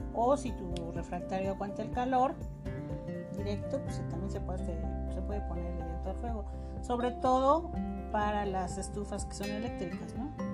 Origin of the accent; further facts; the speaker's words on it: Chiapas, Mexico; en mi tierra yo soy de Chiapas